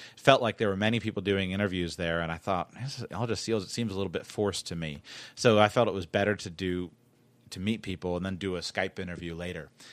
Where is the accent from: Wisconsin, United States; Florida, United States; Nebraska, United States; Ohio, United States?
Florida, United States; South; I'm from South Florida where fashion matters